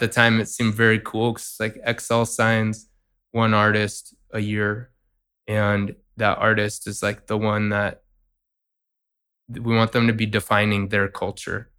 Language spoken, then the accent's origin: English; San Francisco Bay Area, California, United States; also born or lived in New York; I'm from San Francisco Bay Area